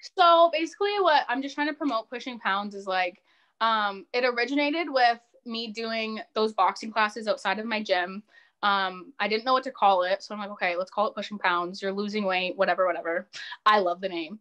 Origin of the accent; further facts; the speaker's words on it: Windsor, Ontario, Canada; I'm from Windsor